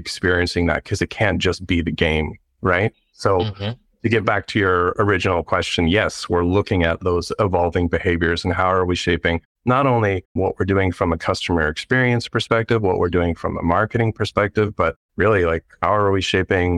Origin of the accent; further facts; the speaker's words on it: Canada; moved away as an adult; now in Portland, United States; I'm actually from Canada